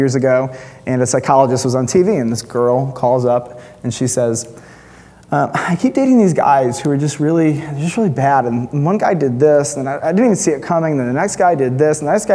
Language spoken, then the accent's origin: English; United States; as an American Western Christian